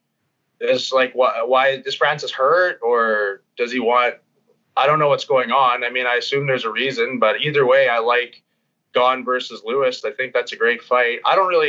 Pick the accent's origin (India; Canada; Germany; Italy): Canada; Bonnyville, Alberta; also born or lived in Edmonton; I like to go home a bunch to Bonnyville, see my family